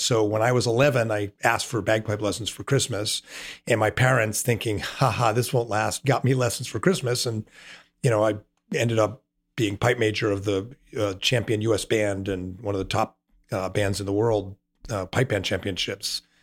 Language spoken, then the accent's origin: English; Washington, United States; I grew up in Washington